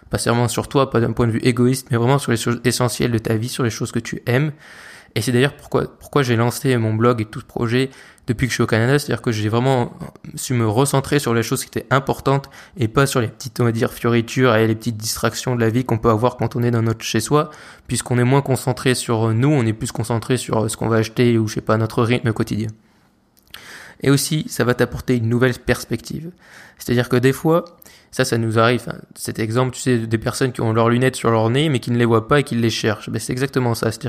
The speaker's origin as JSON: {"language": "French", "country": "France", "said": "tu te rends compte que, ok, c'est bon, on est français, d'accord, mais on n'est pas les rois du monde."}